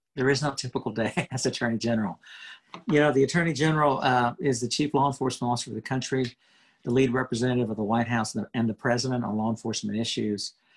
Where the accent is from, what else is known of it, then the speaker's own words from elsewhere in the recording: Houston, Texas, United States; I really was growing up in Houston